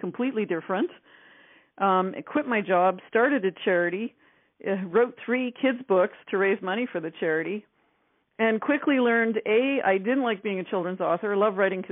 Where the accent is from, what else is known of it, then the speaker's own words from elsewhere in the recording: Northern Ontario, Canada; I'm actually from Northern Canada. I'm a backwoods girl, Northern Ontario, actually. So, you know, I used to watch the mosquitoes hatch as a kid